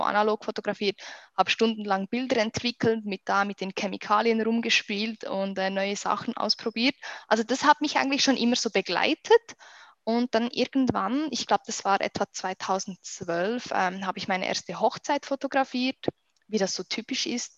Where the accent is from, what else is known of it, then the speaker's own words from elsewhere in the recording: Switzerland; accent: Swiss; ich komme aus der schönen Schweiz